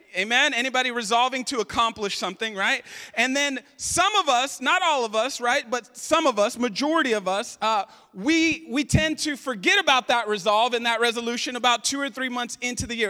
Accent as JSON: {"language": "English", "country": "United States"}